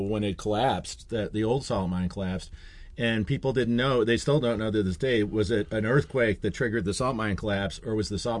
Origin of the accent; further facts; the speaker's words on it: Syracuse, New York, United States; That was the thing about growing up in Syracuse.